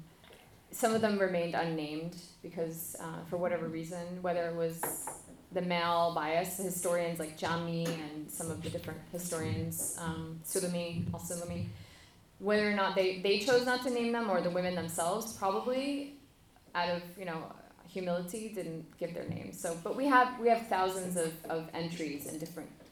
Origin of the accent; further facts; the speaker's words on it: United States; me, as like an American